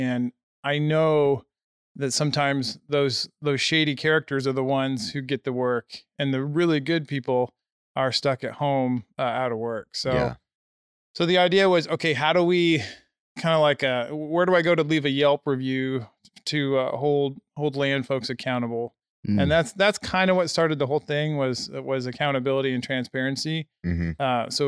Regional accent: Nebraska, United States; now in Colorado, United States; Nope. Corn country boy. So, yeah, I've been in Colorado for a litt

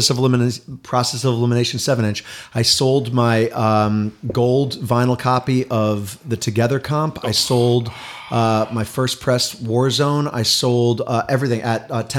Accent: Connecticut, United States; I grew up in Connecticut

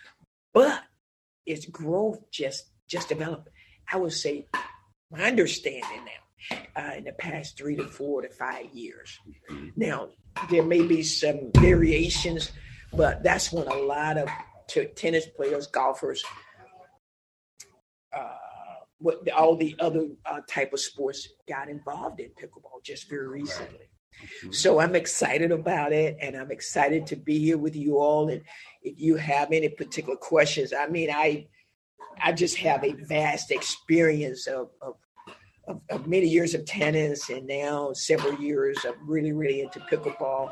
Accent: Alabama, United States; growing up in Alabama, you know, my parents

